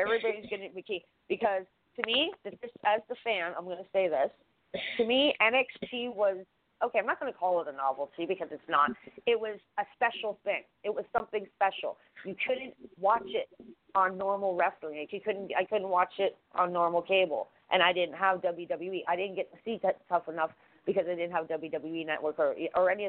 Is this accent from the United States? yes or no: no; Canada